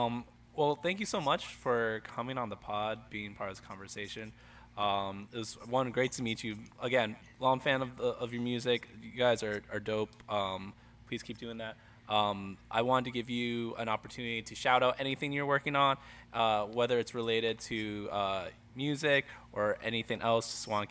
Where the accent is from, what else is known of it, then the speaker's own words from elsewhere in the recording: New Jersey, United States; accent: Jersey; like my Jersey accent, I try to be as neutral as, I don't try, I think I'm a very neutral, but there are like certain words that I hear myself back